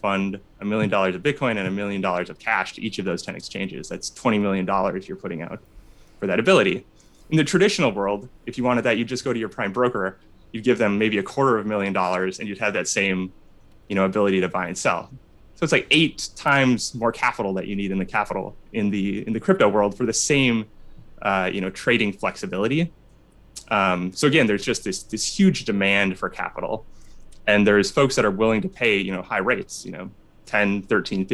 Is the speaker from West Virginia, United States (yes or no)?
no; Minnesota, United States; now in Chicago, United States; I'm from Minnesota.